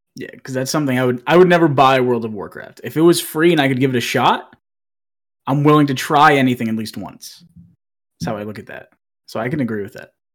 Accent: Massachusetts, United States; now in Kentucky, United States; I am originally from Massachusetts. I live in Kentucky now

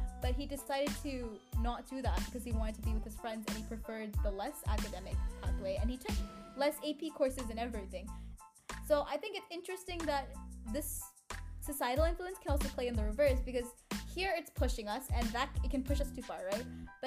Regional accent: Oregon, United States; now in California, United States; I grew up in Oregon before I moved to California

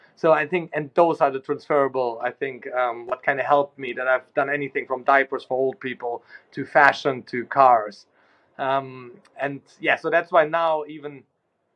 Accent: Germany; now in London, United Kingdom; I grew up in Germany

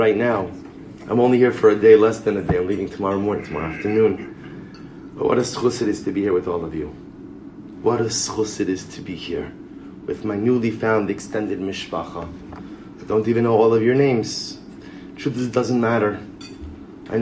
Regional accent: Baltimore, Maryland, United States; I'm from Baltimore

